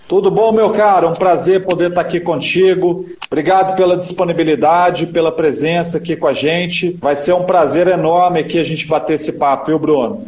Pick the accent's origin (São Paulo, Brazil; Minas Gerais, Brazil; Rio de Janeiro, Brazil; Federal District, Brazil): Minas Gerais, Brazil; eu, como um bom mineiro